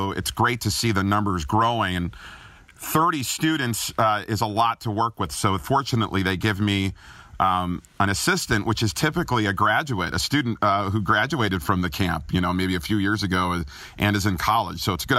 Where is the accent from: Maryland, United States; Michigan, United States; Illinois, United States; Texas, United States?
Illinois, United States; Chicago; accent: Chicago; They said they would not put me on the air, though, until I lost my Chicago accent, which was very nasally.